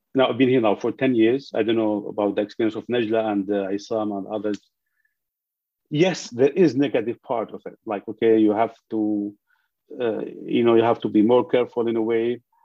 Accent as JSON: {"language": "English", "town": "Idlib", "region": "Idlib Governorate", "country": "Syria", "also_born_or_lived": "Damascus", "second_language": "English", "moved": "as an adult", "lives_now": "London, United Kingdom", "said": "I am from Idlib, northwest of Syria"}